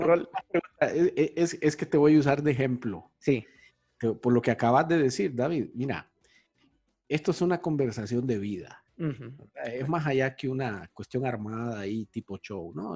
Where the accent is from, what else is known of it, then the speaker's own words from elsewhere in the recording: Honduras; moved away as an adult; also born or lived in South America; yo tuve una oportunidad profesional de irme de Honduras, joven, que tenía como 26, 27 años. Y me fui a vivir a América